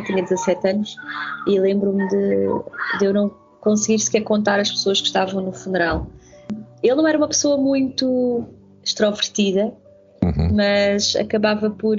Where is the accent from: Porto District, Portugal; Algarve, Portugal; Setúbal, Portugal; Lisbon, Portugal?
Setúbal, Portugal; as próprias expressões muito características de Setúbal eu desconhecia. E, e então no, no, quinto ano tive de, de reaprender